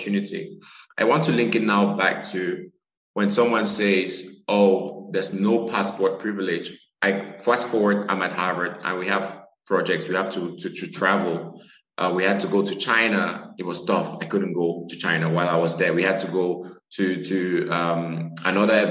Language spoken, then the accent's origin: English; Cameroon; moved away; I'm originally from Cameroon, a physician working in global neurosurgery as well as global surgery